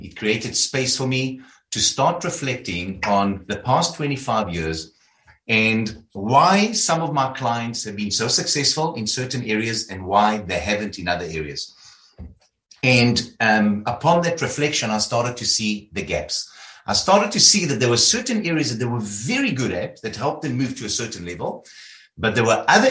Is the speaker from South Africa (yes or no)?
yes; South Africa; I started off in South Africa. You'll hear about my accent.